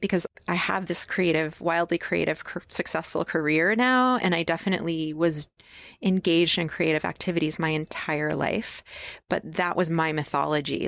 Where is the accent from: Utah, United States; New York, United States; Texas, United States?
New York, United States; upstate; now in Portland, United States; I was born in upstate New York